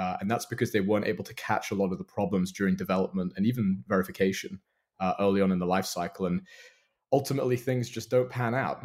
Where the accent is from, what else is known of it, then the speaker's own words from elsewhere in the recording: London, United Kingdom; moved away as an adult; now in Seattle, United States; So I'm originally from London, now living in Seattle. So you might hear a bit of an accent.